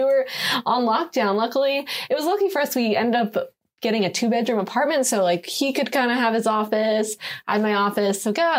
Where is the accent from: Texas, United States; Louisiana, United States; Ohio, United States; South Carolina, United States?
Texas, United States; Houston; also born or lived in Virginia / Jacksonville, Florida / Newport, Rhode Island; So I was born in Virginia and then lived in Virginia for a couple of years, lived in Jacksonville, Florida, and then lived in Newport, Rhode Island for a good amount of time before we were brought down to Houston.